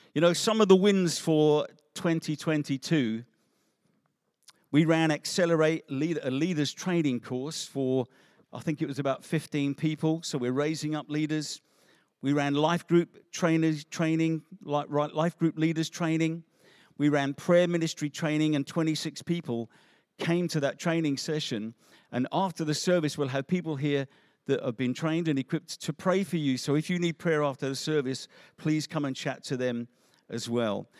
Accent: England, United Kingdom; also born or lived in Africa; we're English

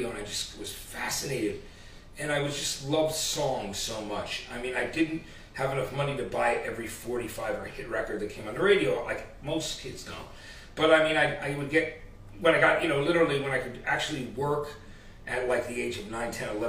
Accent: New Jersey, United States; also born or lived in Athens, Georgia; eventually moved to New Jersey

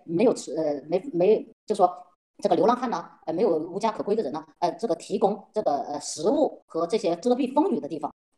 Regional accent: China; 所以呢，在这是我很奇怪的，因为我我我是中国来的嘛，所以我一看到那些礼物，我就我就心想，哎，这个礼物不就是买的吗？

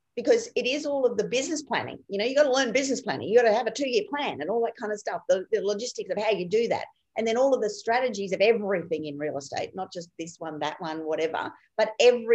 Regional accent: Rockhampton, Queensland, Australia; also born or lived in Clermont, Queensland; I basically grew up in and around the Rockhampton region on properties all around there

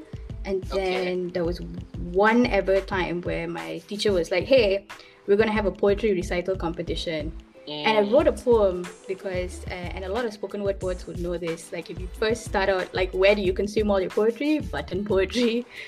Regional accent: Malaysia; my culture and my roots.

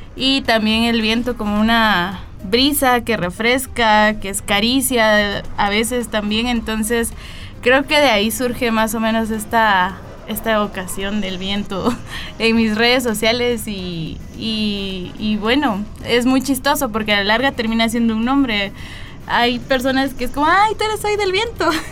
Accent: La Esperanza, Quetzaltenango, Guatemala; soy originaria de La Esperanza, Quetzaltenango

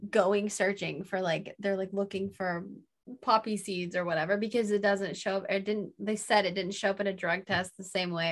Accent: Indiana, United States; I'm from Indiana

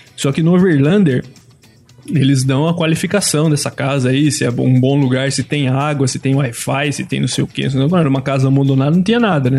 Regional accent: Brasília, Federal District, Brazil; eu sou de Brasília

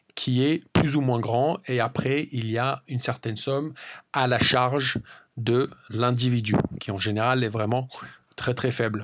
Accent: France; moved away as an adult; also born or lived in United States; now in England, United Kingdom; Pour ma part, j'ai grandi en France, mais j'ai également déménagé et j'ai vécu aux États-Unis pendant à peu près 8 ou 9 ans. Et maintenant, cela fait à peu près trois ans que j'habite en Angleterre

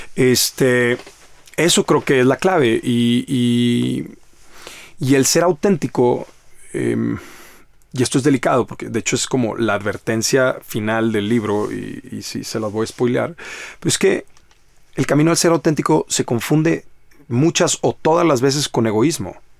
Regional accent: Monterrey, Nuevo León, Mexico; Yo soy de Monterrey, Nuevo León

